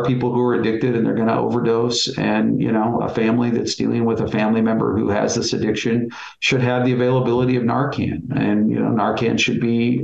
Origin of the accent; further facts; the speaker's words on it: Bend, Oregon, United States; I was born and raised in Bend